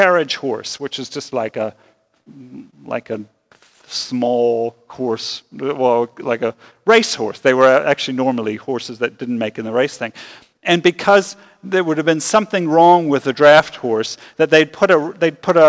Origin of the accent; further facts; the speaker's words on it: Lancaster County, Pennsylvania, United States; I had the privilege of growing up in Lancaster County, Pennsylvania